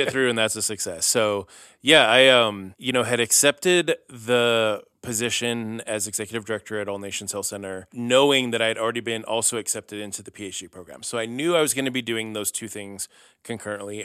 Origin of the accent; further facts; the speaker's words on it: Missoula, Montana, United States; moved away as an adult; also born or lived in California; I was born here in Missoula